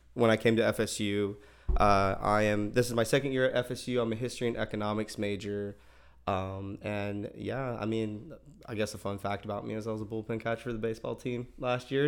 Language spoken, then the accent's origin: English; Tallahassee, Florida, United States; born and raised in Tallahassee